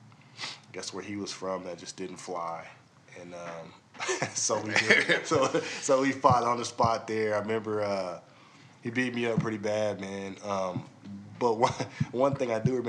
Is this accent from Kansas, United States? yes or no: yes; Midwest, Kansas, United States; I'm from Midwest.